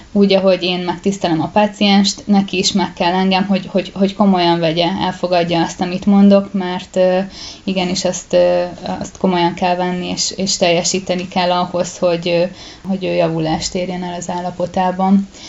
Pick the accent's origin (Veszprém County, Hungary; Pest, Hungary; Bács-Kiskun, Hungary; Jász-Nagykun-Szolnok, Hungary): Pest, Hungary; én egy kisvárosban nőttem fel, ahol volt egy gimnázium